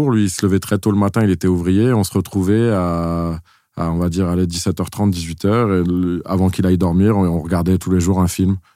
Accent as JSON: {"language": "French", "town": "Sèvres", "region": "Île-de-France", "country": "France", "tie": "born there", "said": "En fait, c'est marrant parce que c'est juste la ville où je suis né."}